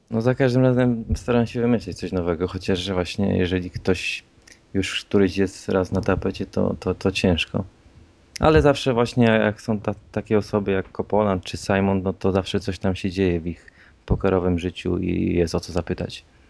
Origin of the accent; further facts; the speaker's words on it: Łódź, Łódź Voivodeship, Poland; jestem z Łodzi.